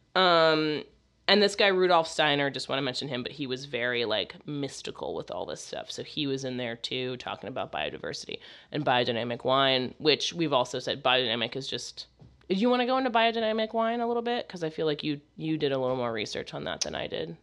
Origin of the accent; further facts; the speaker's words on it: United States; I'm American